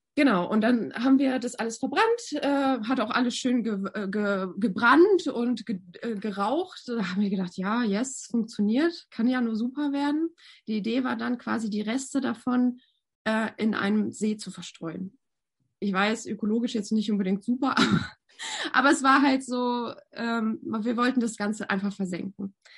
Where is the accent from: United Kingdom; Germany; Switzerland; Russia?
Russia; Novosibirsk, Novosibirsk Oblast; moved away; Ich bin ja in Sibirien geboren, im Novosibirsk.